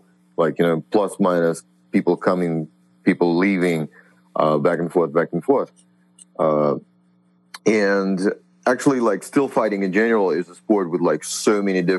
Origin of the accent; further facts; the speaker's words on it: Russia; now in Boston, United States; I'm from Russia